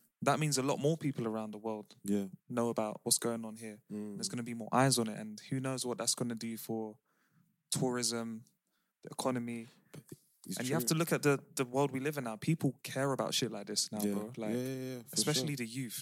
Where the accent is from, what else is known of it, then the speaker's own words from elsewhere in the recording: London, United Kingdom; now in Netherlands; I'm from London.